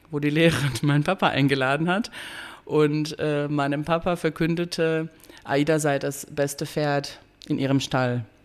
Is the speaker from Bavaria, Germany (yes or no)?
no; Dortmund, North Rhine-Westphalia, Germany; Genau, ähm, ich komme aus Dortmund und arbeite im Dietrich-Keuning-Haus, einem Kulturzentrum